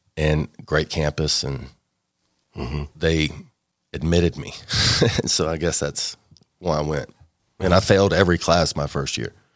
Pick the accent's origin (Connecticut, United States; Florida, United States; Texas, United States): Texas, United States; Tyler; also born or lived in Dallas, Texas / Garland, Texas; moved to Tyler